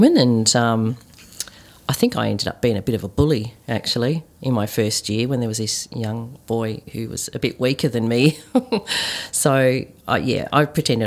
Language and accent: English; Melbourne, Victoria, Australia; Growing up in Melbourne, southeastern suburbs of Melbourne, where there were hardly any Asians